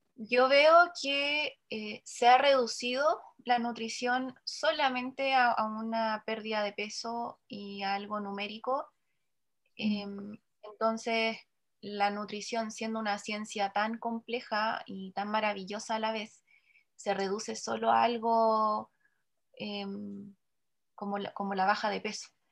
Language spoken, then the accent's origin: Spanish; Chile; lo que más consumimos como chileno